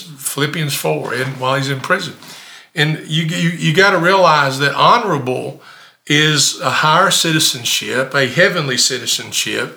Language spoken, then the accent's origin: English; Campbellsville, Kentucky, United States; also born or lived in Decatur, Illinois / Elberfeld, Indiana / Maryville, Tennessee / Somerset, Kentucky; when I was seven, we moved to Kentucky. Now, I'm not native Kentuckian, but I'm a Kentucky boy. I grew up in Summersville, Camelsville, only a few miles apart